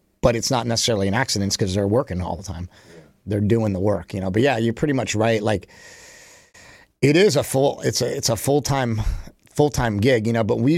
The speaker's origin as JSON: {"language": "English", "town": "Poughkeepsie", "region": "New York", "country": "United States", "tie": "born or raised there", "said": "We grew up in Poughkeepsie, right? We were about 45 minutes away from Westchester County, where my grandparents lived."}